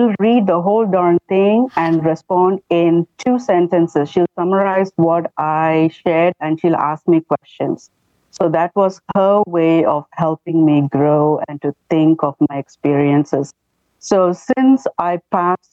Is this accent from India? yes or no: yes; India; moved away as an adult; now in United States; I come from India